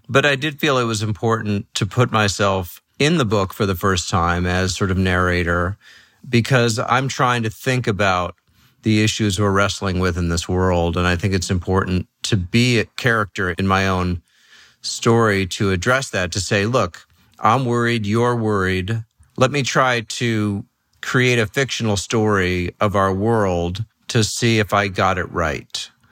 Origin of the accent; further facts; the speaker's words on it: New York City, New York, United States; moved away; also born or lived in Los Angeles / San Francisco / the middle of the country; I grew up in New York City.